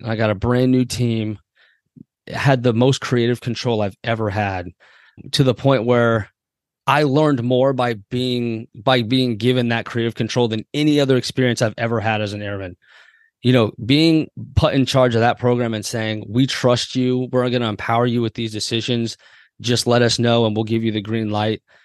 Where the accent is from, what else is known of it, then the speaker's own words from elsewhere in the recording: Waldorf, Maryland, United States; also born or lived in Andrews Air Force Base, Maryland; I grew up in Waldorf, Maryland primarily, lived a little bit on Andrews